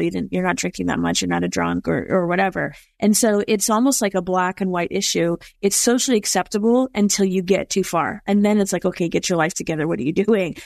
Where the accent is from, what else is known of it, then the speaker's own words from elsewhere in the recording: East Coast, United States; I'm from the East Coast